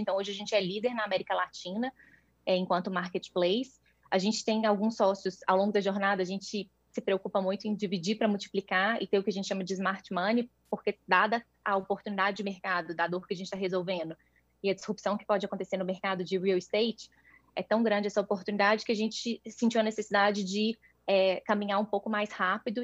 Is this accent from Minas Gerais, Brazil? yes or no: yes; Minas Gerais, Brazil; sou mineira, tenho 34 anos